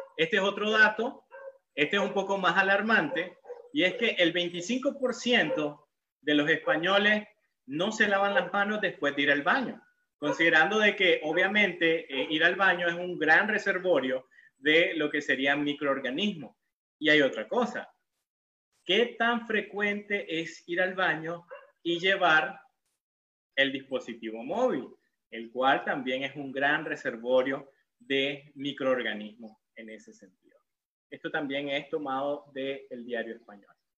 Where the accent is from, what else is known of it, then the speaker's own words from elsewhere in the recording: León, Nicaragua; yo soy de Nicaragua, eh, vengo de la ciudad colonial de León, la ciudad más bonita de Nicaragua